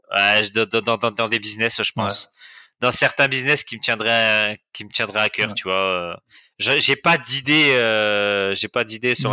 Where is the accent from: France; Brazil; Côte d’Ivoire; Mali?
France; moved away as an adult; now in Cambodia; moi, je viens de France